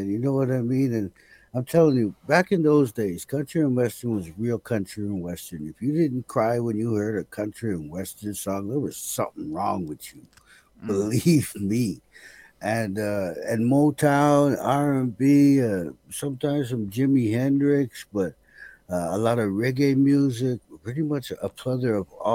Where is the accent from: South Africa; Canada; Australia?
Canada; Montreal, Quebec; moved away; also born or lived in Oromocto, New Brunswick / Fredericton, New Brunswick / Thunder Bay, Ontario; by the age of 6, it was time to go. My dad took me up to Montreal, and we had stops in Thunder Bay as a real toddler and stuff like that. But Montreal is where we planted our foundation